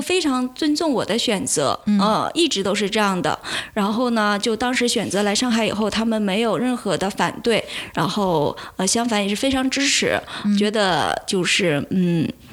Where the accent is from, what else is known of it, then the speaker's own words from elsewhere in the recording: Northeast China, China; now in Shanghai, China; 我是东北人